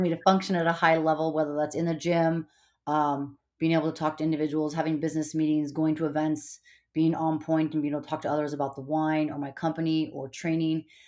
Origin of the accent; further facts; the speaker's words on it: Montana, United States; moved away; also born or lived in California / Hawaii / Bay Area, California; I, uh, was born in California, but I grew up in Montana.